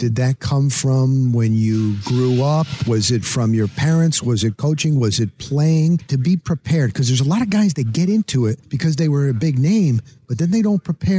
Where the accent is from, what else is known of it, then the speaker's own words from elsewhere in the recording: Tampa, Florida, United States; I'm from Tampa Bay.